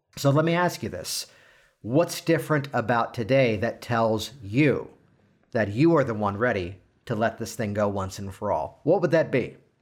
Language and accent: English; Virginia Beach, Virginia, United States; I am from Virginia Beach